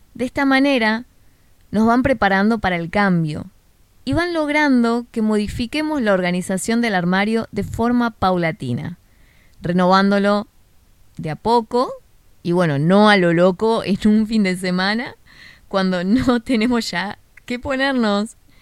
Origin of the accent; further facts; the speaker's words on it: Buenos Aires, Argentina; de Argentina, en el de Buenos Aires específicamente, de donde soy yo